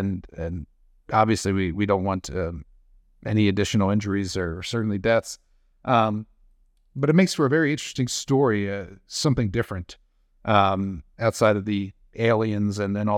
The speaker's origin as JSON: {"language": "English", "region": "Maryland", "country": "United States", "tie": "born or raised there", "said": "And he was quite close to where I grew up in Cecil County, Maryland."}